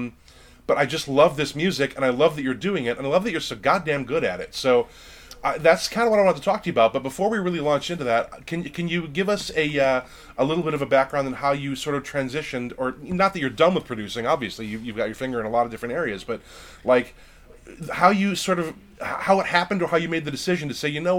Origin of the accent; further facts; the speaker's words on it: Lake Geneva, Wisconsin, United States; I grew up in Lake Geneva, Wisconsin, which is a very touristy, lake-based kind of a town in southeastern Wisconsin